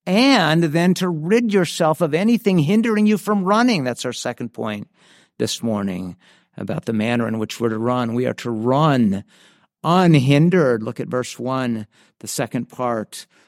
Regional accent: San Diego, California, United States; Where I grew up in San Diego, there was a popular hiking place called Cowles Mountain.

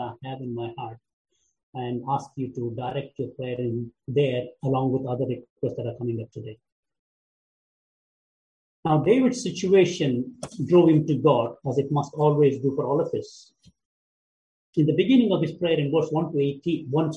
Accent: India; moved away; my home country, India

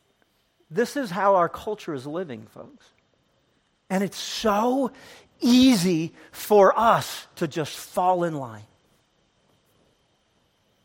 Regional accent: United States; I'm an American

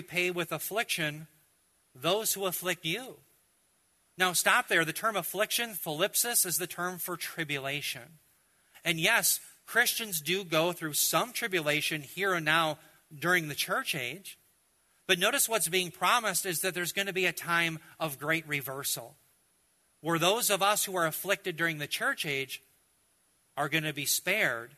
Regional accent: United States; as an American, as a believer

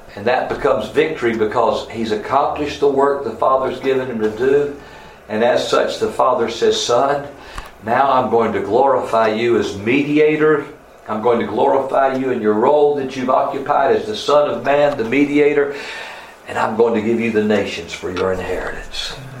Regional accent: North Carolina, United States; I was from North Carolina

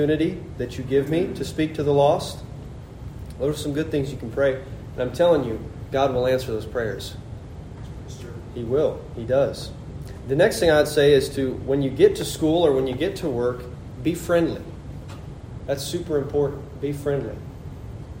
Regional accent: Nebraska, United States; moved away as an adult; I'm from Nebraska too.

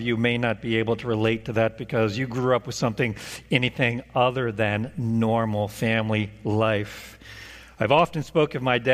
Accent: Oklahoma, United States; moved away as an adult; now in Indiana, United States; That pick taken from Zillow was my childhood middle class 3-bedroom, 2-bath, 1,400 square foot home. That was the home that I knew all of my life. After I moved away from Oklahoma to Indiana, this state

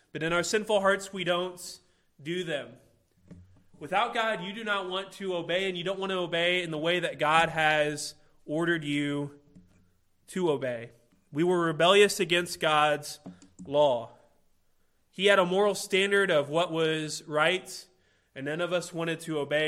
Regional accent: Illinois, United States; I'm from Illinois, and so everybody around there is a Chicago Bulls fan

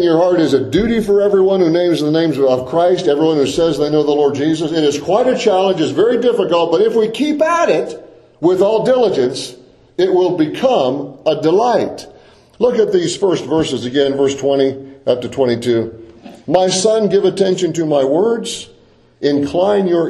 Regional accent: Deep South, United States; growing up in the Deep South, I spent a lot of time outdoors

